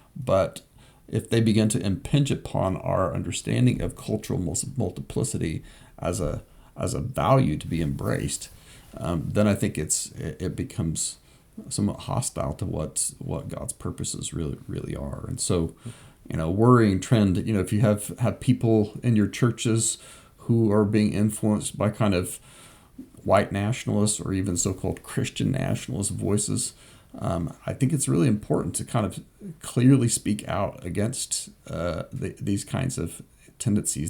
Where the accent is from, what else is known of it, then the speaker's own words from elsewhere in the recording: Southwest Kansas, United States; I grew up in Southwest Kansas